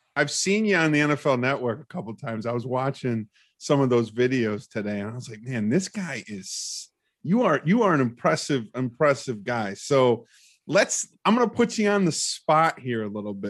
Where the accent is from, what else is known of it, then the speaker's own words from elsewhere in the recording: Ohio, United States; I am from Ohio